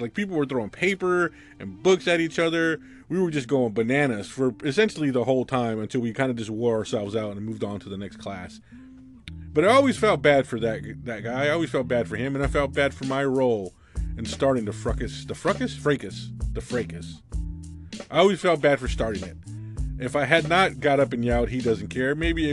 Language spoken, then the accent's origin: English; United States; I grew up right on the Mexican border